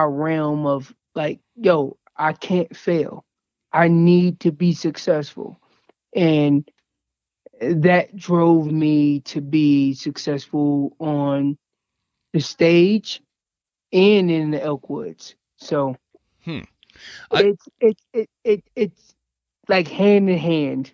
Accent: North Carolina, United States; now in Colorado, United States; I'm originally from North Carolina. I did not grow up in Colorado.

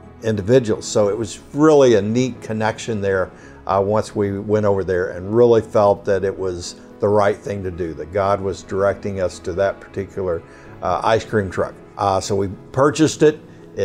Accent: Southeast Kansas, United States; moved away as an adult; also born or lived in St. Louis area; now in Cincinnati, United States; I grew up in Southeast Kansas, went to college there, and became a teacher

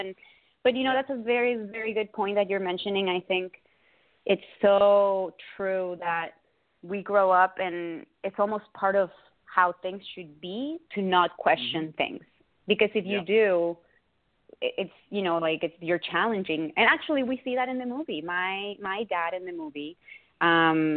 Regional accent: Mexico; moved away; I grew up in Mexico, and all my schooling over there were Catholic schools

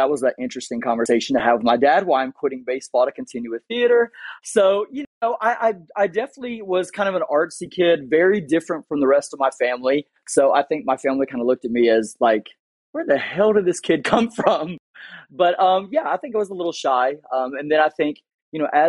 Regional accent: Atlanta, Georgia, United States; also born or lived in Los Angeles; I'm from Atlanta.

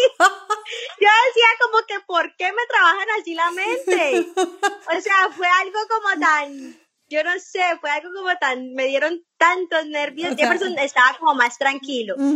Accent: Colombia; Sí, sí, como somos nosotros los colombianos.

